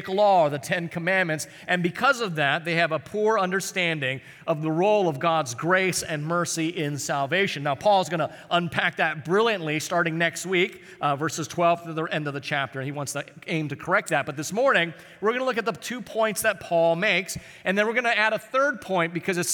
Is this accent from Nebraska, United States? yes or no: no; Honolulu, Hawaii, United States; I grew up in Hawaii, and I used to hang out in this kind of rougher part of town called Kalihi